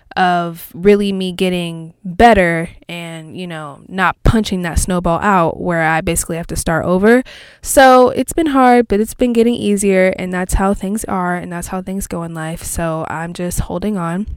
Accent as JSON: {"language": "English", "region": "Texas", "country": "United States", "said": "I'm from Texas"}